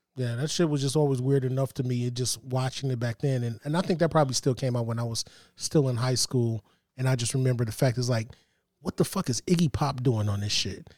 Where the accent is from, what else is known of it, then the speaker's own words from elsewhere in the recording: East Cleveland, Ohio, United States; the house I grew up in in East Cleveland